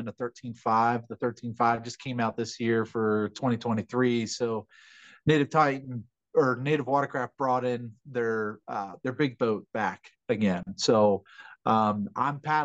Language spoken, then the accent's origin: English; Calvert County, Maryland, United States; moved away; my hometown in Calvert County